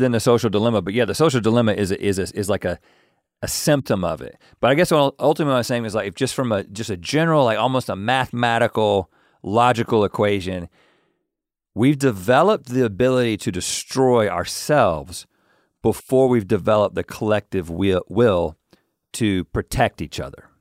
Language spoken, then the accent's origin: English; Harnett County, North Carolina, United States; we're just a couple of guys who grew up in Harnett County